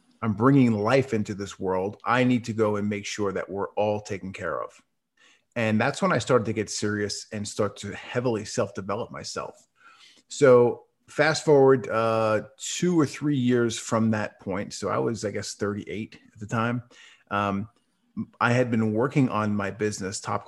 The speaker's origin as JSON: {"language": "English", "region": "New York", "country": "United States", "tie": "born or raised there", "moved": "as an adult", "lives_now": "Dallas, United States", "said": "I currently live in Dallas, Texas, but I was born and raised in New York up until about a month ago"}